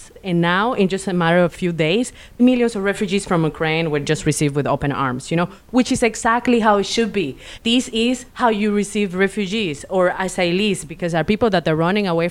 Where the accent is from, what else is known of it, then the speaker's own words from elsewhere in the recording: Venezuela; I'm from Venezuela